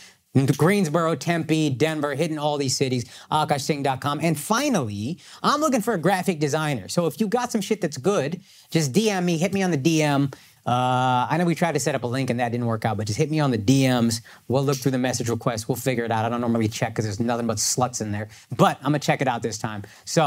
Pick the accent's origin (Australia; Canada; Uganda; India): India; I hate to admit this as an Indian, but my favorite city on the fucking planet.